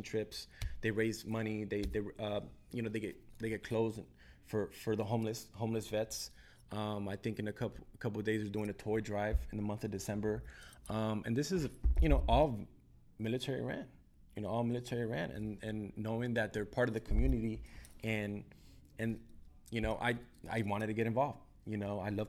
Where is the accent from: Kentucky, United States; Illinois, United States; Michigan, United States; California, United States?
California, United States; Downey; I grew up in Downey. I went to elementary school, middle school, high school